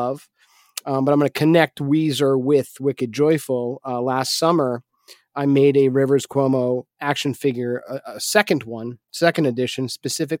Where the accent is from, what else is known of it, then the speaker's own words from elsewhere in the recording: Manchester, New Hampshire, United States; my hometown, Manchester, New Hampshire